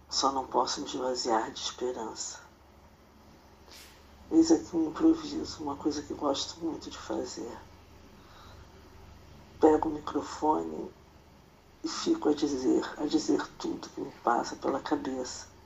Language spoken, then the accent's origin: Portuguese; Rio de Janeiro, Brazil; moved away as an adult; now in Maringá, Brazil; Tenho 61 anos, vim do Rio de Janeiro, estou morando em Maringá há 28 anos